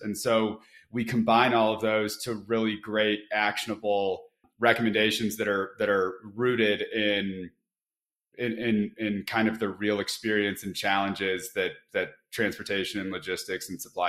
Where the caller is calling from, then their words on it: Boulder, Colorado, United States; I'm calling in from Boulder, Colorado.